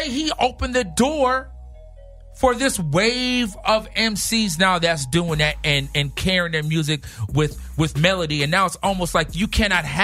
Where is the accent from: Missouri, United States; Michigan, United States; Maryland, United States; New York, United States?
Missouri, United States; St. Louis; moved away as an adult; also born or lived in Long Beach, California; I was born in St. Louis, Missouri.